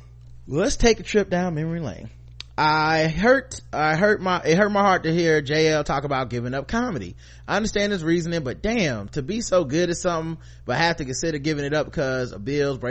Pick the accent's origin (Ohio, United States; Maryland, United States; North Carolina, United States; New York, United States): New York, United States; Brooklyn; I figured I might learn something new despite growing up in Brooklyn, being exposed to some aspects of the Hasidic community.